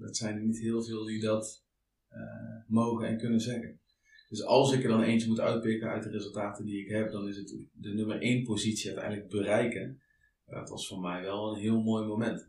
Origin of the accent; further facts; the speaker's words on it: Netherlands; Ik ben toch wel echt een Hollander